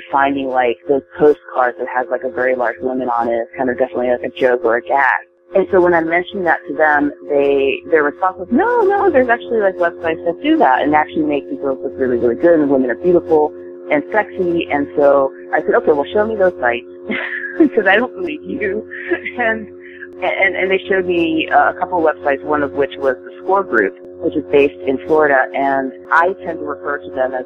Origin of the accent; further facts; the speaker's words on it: Japan; now in United States; I wasn't born and raised here in the States. I was born and raised in Japan